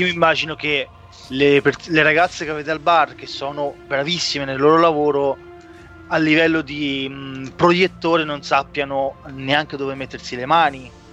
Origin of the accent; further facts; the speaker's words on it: Italy; quando eravamo piccoli che a Foriano comunque non c'era il Movieland